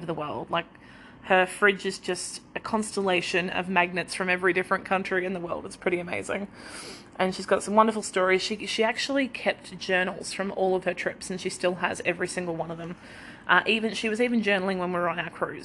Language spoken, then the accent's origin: English; southeast Queensland, Australia; also born or lived in Victoria, Australia; I was born in Victoria in a very, very small country. Well, I was born in like a hospital, but then lived in a very small country town until I was 10. Then we moved to southeast Queensland into another very, very small country town.